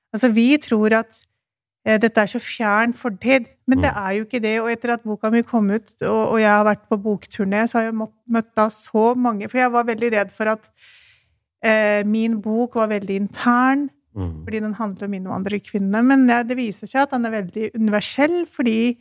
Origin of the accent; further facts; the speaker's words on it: Pakistan; now in Norway; Jeg kommer jo fra Pakistan, så derfor så refererer jeg og den, den kulturen jeg kan best.